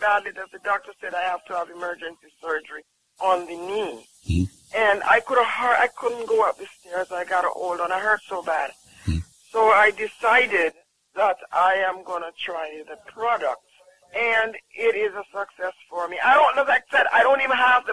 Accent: Jamaica; I'm from Jamaica.

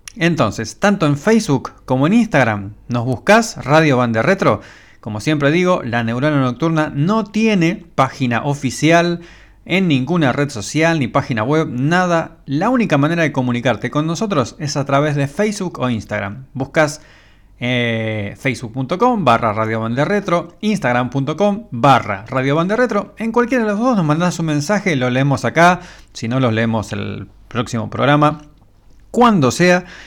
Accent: Argentina

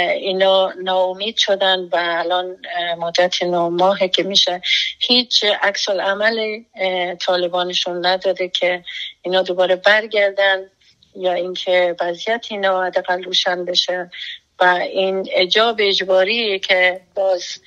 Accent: Afghanistan; moved away as an adult; now in United States; ما بیرون از افغانستان هستیم

